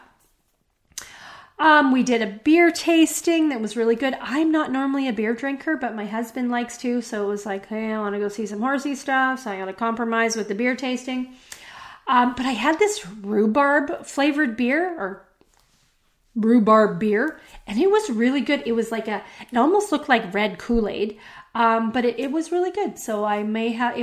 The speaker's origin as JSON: {"language": "English", "region": "Western Canada", "country": "Canada", "tie": "born or raised there", "said": "growing up in Canada, in Western Canada, we don't speak as much French."}